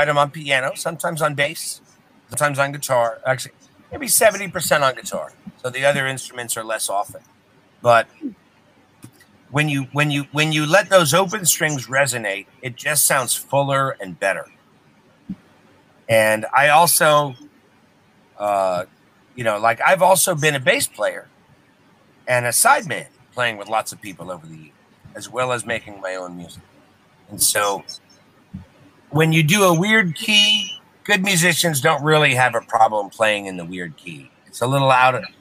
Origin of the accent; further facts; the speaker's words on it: Westchester, New York, United States; moved away; I grew up in Westchester